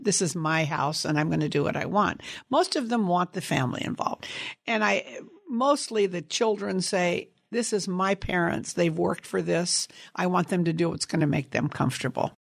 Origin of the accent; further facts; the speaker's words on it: Sunnyvale, California, United States; also born or lived in San Jose, California; I grew up in Sunnyvale, California, on an apricot cherry and prune orchard